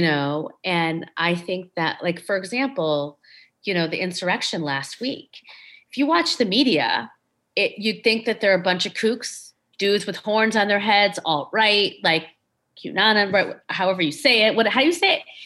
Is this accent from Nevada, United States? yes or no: no; Schaumburg, Illinois, United States; I grew up in Schaumburg, Illinois